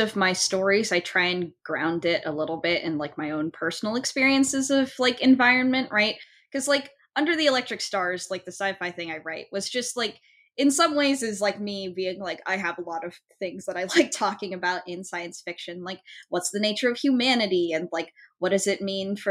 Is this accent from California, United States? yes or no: yes; Folsom, California, United States; Like Folsom is my hometown